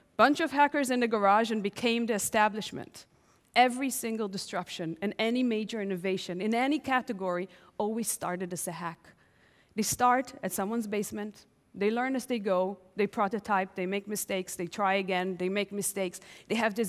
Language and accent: English; Tel Aviv, Tel Aviv District, Israel; I'm 10 years old, home alone in my parents' house in Tel Aviv